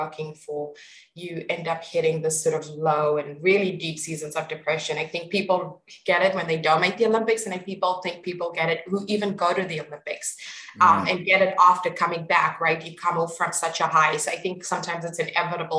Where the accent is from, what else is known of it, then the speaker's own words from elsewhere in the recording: East Rand, Gauteng, South Africa; also born or lived in Pretoria, South Africa; I grew up on the East Rand and moved into the boarding school